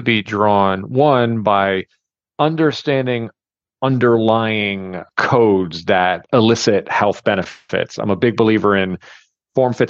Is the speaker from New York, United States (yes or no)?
yes; New York City, New York, United States; I grew up in New York City as a basketball player